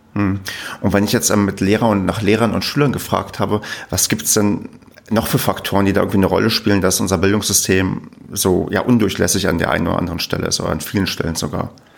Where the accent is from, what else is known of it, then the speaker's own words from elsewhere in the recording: East Germany, Germany; Ich bin ähm, im Osten groß geworden, wie man so schon sagt. Also ich bin in der, auch noch in der ehemaligen DDR geboren